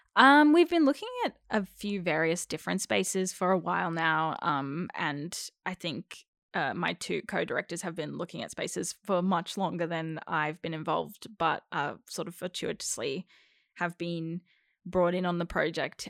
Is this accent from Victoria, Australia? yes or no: yes; Melbourne, Victoria, Australia; first language English; I was born in Melbourne